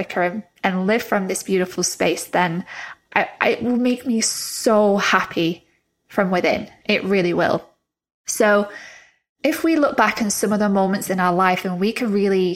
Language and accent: English; England, United Kingdom; moved away as an adult; also born or lived in Florida, United States; I moved back from Florida to England in January